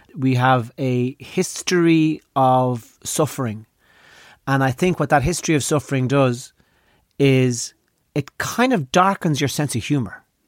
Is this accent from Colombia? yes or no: no; Ireland; Growing up in Ireland